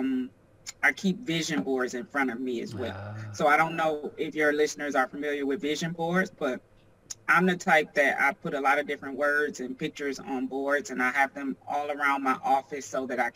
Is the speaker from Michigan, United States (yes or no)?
yes; Detroit, Michigan, United States; also born or lived in Chicago, Illinois; Born in Chicago, then migrated to Detroit when I was about 10.